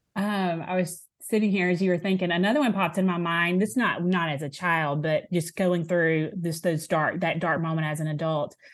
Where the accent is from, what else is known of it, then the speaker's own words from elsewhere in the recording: Alabama, United States; also born or lived in Tupelo, Mississippi; I say I'm from Alabama 'cause I, I have been no other, other place besides here